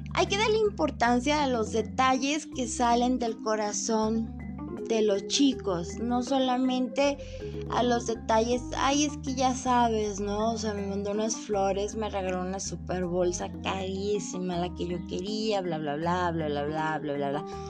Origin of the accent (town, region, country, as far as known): Lagos de Moreno, Jalisco, Mexico; born or raised there; moved away